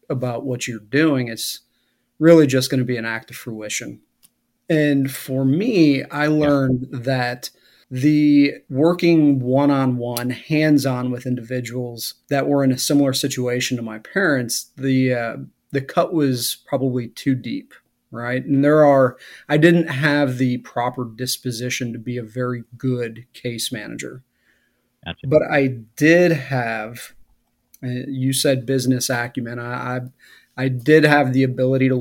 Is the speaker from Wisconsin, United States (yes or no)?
yes; Wisconsin, United States; moved away; as a kid growing up in Wisconsin in the late 70s, early 80s